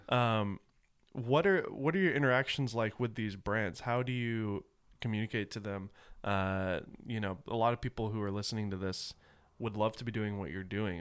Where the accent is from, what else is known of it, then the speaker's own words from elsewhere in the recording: the South, United States; I grew up in the South